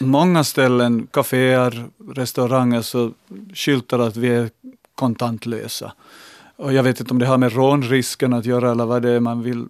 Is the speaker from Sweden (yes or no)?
no; Larsmo, Ostrobothnia, Finland; när jag var liten i, liten i Larsmo och var hem till farbror Antas Anders